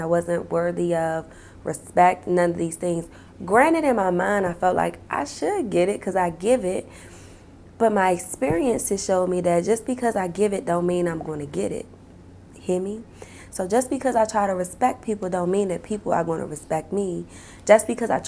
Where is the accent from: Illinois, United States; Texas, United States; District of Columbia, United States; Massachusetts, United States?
District of Columbia, United States; Washington; I live in Southeast DC, G Street, down by the shrimp boat